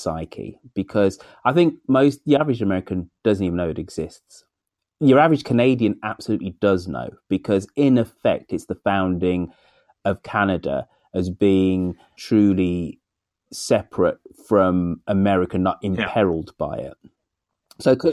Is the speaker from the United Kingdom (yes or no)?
yes; England, United Kingdom; us as English people.